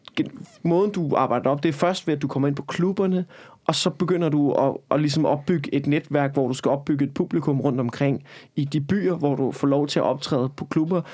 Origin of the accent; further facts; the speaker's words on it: Copenhagen, Capital Region of Denmark, Denmark; jeg er fucking københavner